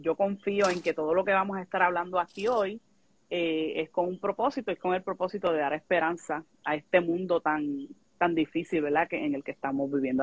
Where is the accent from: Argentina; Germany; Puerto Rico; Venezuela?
Puerto Rico; Yabucoa; moved away as an adult; now in Texas, United States; soy del municipio de Yabucoa, Puerto Rico